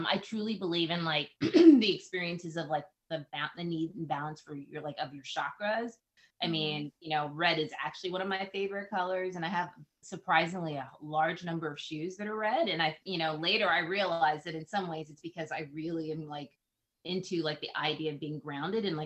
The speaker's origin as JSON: {"language": "English", "region": "the South", "country": "United States", "said": "I'm Southern, I'm Black. So you can imagine I grew up Christian and Baptist"}